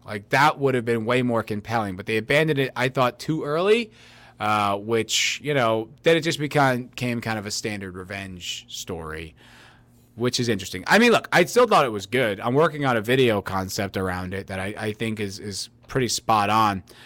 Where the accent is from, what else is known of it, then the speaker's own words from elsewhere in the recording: United States; I'm an American